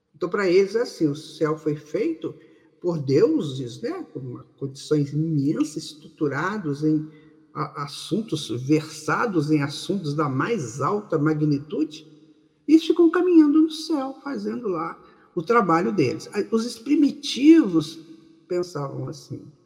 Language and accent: Portuguese; Maceió, Alagoas, Brazil; aqui na Rádio Brasil Espírita de Maceió, nesse nosso Nordeste querido